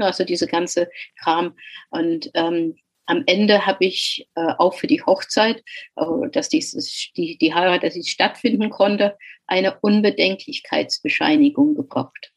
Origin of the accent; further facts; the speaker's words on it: England, United Kingdom; German is a second language; moved away as an adult; also born or lived in Kuwait / Salford; now in Frankfurt, Germany; geboren bin ich in Kuwait, da meine Eltern äh, dort und mein Vater dort berufstätig war und kam mit acht Jahren nach England